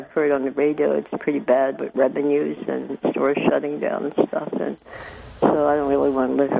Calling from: Binghamton, New York, United States; I'm calling from Binghamton.

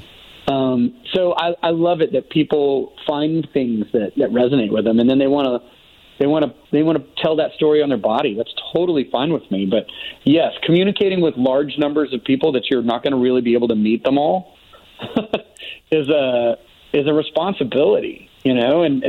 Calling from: Nashville, Tennessee, United States; I'm calling from currently in Nashville, Tennessee.

